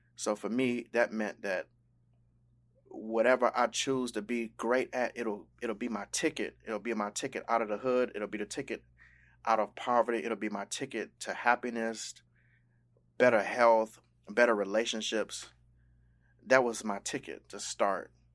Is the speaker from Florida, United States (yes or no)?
yes; Miami, Florida, United States; I was born in South Florida, in Miami, but my, um, life's journey has taken me all over the world